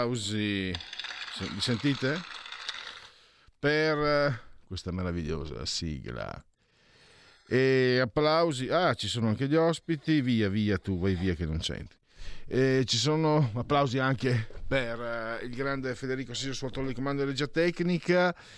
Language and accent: Italian; Friuli-Venezia Giulia, Italy; io vengo dal Friuli